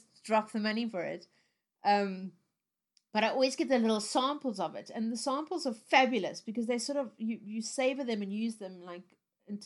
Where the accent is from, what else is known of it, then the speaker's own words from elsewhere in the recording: South Africa; moved away; growing up in South Africa, I spent a lot of time in the sun as a little kid